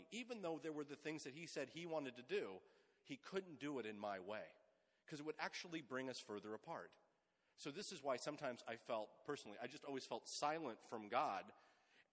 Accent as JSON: {"language": "English", "town": "Sunnyvale", "region": "California", "country": "United States", "tie": "born or raised there", "said": "I grew up in the Bay Area. I'm a kid of the Silicon Valley. Grew up in Sunnyvale"}